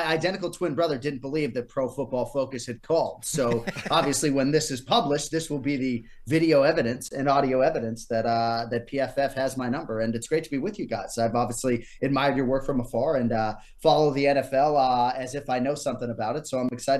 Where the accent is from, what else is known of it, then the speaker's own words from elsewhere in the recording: Natick, Massachusetts, United States; also born or lived in Wellesley, Massachusetts / Medway, Massachusetts / Newton, Massachusetts / Boston; So we sort of bounced around most of my formative years in Natick. We started in Wellesley. My parents broke up. We went to Natick. I lived in Medway for a while, Newton, Brighton, all over in the city for a small time.